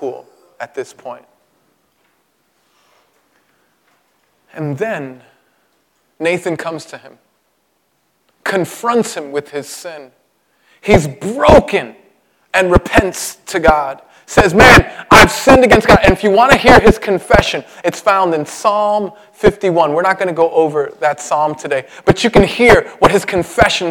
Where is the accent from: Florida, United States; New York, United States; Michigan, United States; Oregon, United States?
New York, United States; New York City; I was born in Brooklyn, my mother on welfare